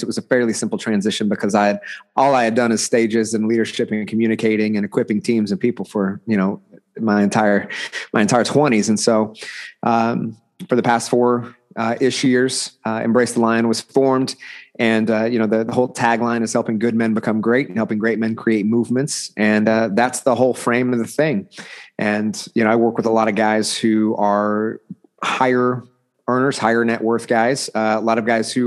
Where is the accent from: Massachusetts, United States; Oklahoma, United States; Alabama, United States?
Oklahoma, United States; Bixby; I'm from Oklahoma. You know, small rural town called Bixby, which is just south of Tulsa proper, which kind of everybody knows Tulsa. And so I've been here my entire life